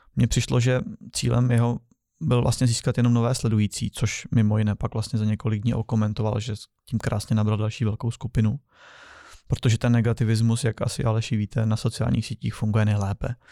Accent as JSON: {"language": "Czech", "country": "Czechia", "said": "my jako Češi"}